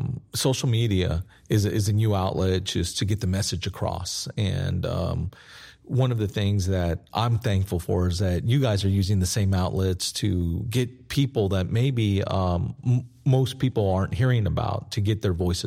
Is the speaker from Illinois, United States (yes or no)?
no; El Paso, Texas, United States; also born or lived in Kansas City / Guam / Northern California / New Mexico; I was born in Kansas City, got to live in Guam, Northern California, New Mexico. And he decided to retire in El Paso, his hometown. And that's where I graduated from high school and spent most of my life.